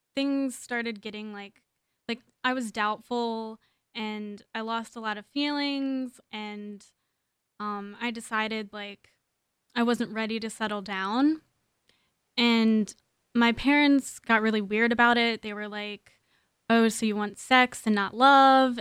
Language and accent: English; Maryland, United States; moved away as an adult; now in Los Angeles, United States; I'm from Maryland. I've only lived here for about a year.